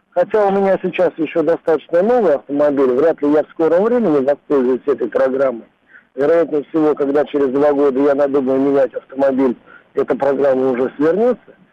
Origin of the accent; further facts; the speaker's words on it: Russia; я считаю для себя в жизни это главным автомобилем, прежде всего как россиянин.